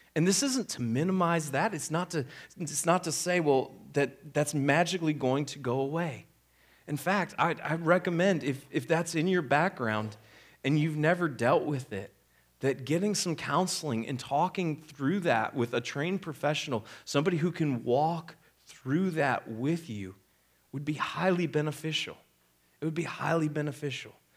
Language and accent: English; Midwest, United States; I grew up in the Midwest.